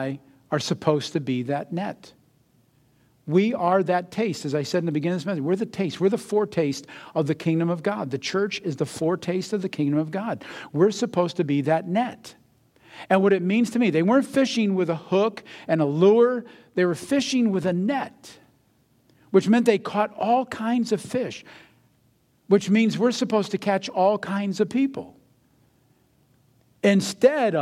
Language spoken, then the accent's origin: English; United States; I'm American, so I'm a Christian